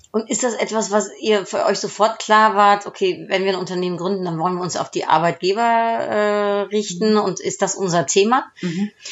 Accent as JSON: {"language": "German", "country": "Netherlands", "second_language": "German", "moved": "yes", "said": "als Holländerin"}